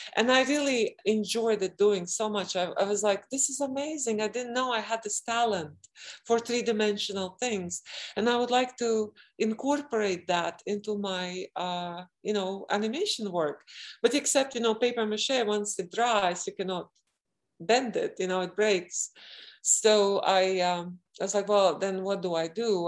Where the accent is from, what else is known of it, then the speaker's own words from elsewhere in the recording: Latvia; I was born in Latvia, where there are two extremes